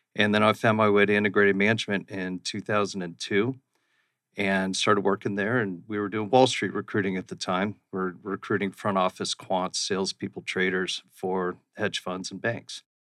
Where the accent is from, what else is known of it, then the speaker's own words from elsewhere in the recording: Scottsdale, Arizona, United States; also born or lived in Austin, Texas / Phoenix, Arizona; I grew up in central Scottsdale, right down by Scottsdale Fashion Square